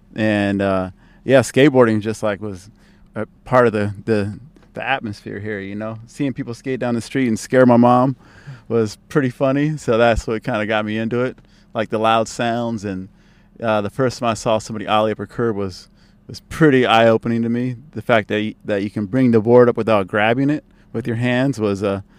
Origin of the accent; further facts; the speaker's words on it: San Francisco, California, United States; also born or lived in Oakland, California; I was raised in Oakland until I was 9. Then we moved to the city